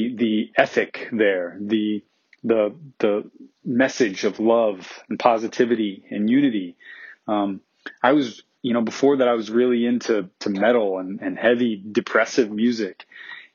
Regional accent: Omaha, Nebraska, United States; I grew up in Omaha, Nebraska in the 90s

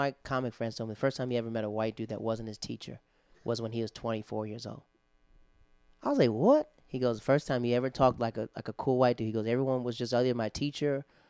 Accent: the South, United States

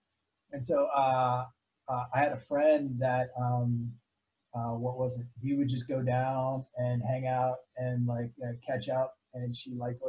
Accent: Indonesia; So I lived in Indonesia for 15 years. And so that's probably where I kind of really grew up.

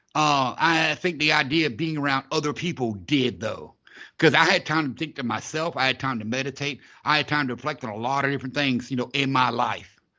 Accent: Florida, United States; I'm a southerner. I'm from Florida

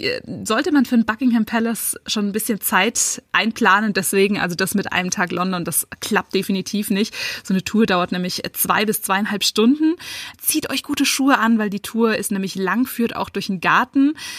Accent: Munich, Bavaria, Germany; ich als Münchnerin

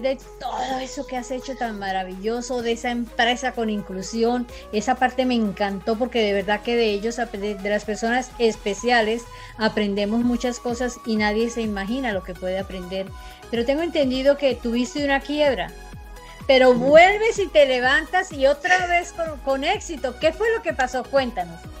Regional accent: Colombia; moved away; yo salí de Colombia eh, eh, hace 37 años

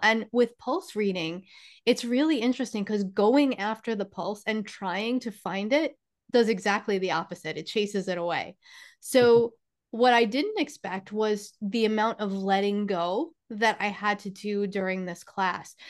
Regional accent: New York, United States; I am from New York

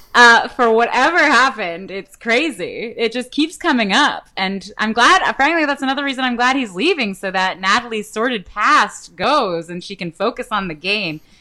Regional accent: Canada; I'm Canadian.

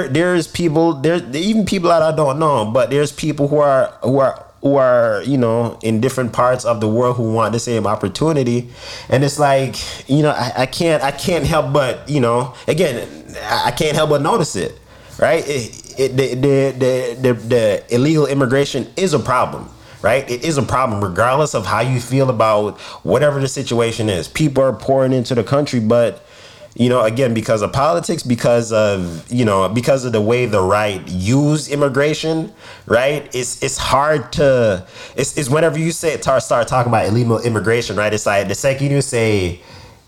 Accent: United States; also born or lived in Jamaica; I was born in America

